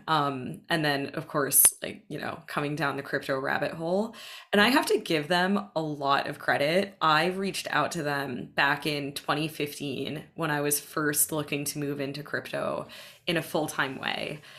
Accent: Boston, Massachusetts, United States; I grew up in the Boston area primarily um, from the age of, I guess, six years old or so onwards

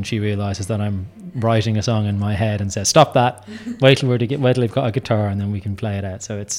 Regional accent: Dublin, Leinster, Ireland; moved away; I was born here, so I'm from Dublin originally. So, I don't get home often

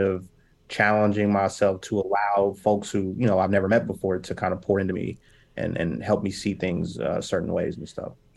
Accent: Indianapolis, Indiana, United States; I'm from Indianapolis

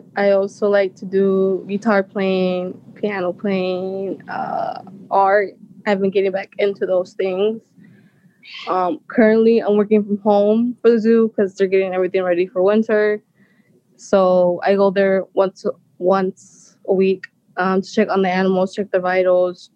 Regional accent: Zion, Illinois, United States; also born or lived in Waukegan; I was born in Waukegan, but I grew up in Zion

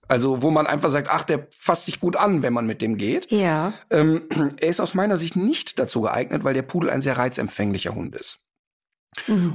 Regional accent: Austria; bei uns in Österreich

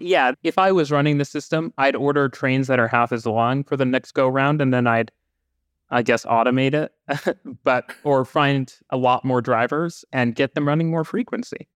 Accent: Vancouver, British Columbia, Canada; I grew up in Vancouver

